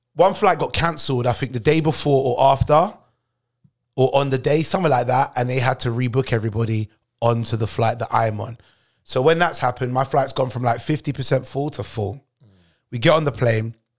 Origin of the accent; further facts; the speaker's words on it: United Kingdom; both born and raised in Britain